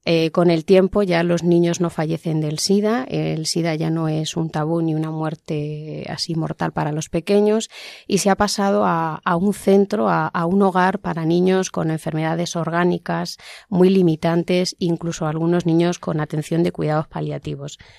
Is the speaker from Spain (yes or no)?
yes; Cartagena, Region of Murcia, Spain; yo soy de Cartagena y estudié allí con las hermanas.